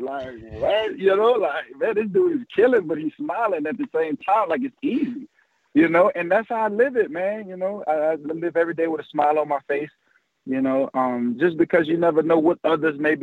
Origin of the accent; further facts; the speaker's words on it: New Orleans, Louisiana, United States; I always wanted to play for my hometown team